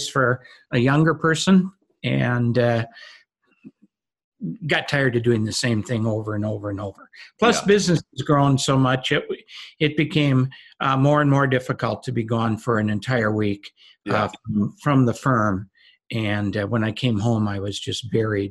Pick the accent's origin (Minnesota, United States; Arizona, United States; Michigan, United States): Minnesota, United States; moved away as an adult; now in California, United States; born and raised in Minnesota, got married in Minnesota, and in 1979 left Minnesota to come to California